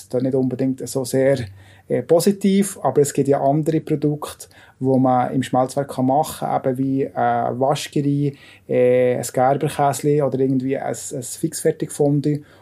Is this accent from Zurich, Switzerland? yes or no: no; Zweisimmen, Bern, Switzerland; ich bin geboren in Zweisim im Berner Oberland.